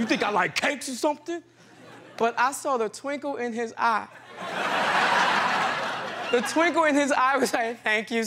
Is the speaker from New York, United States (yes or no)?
yes; New York, United States; I'm from New York